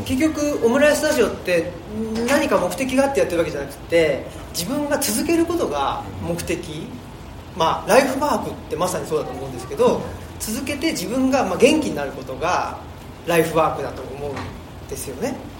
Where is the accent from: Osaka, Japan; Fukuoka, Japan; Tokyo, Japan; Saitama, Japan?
Saitama, Japan; Urawa; now in Higashiyoshino, Japan; 僕は埼玉県出身ですけどあ現今は奈良県の東吉野村っていうところに、えー、住んで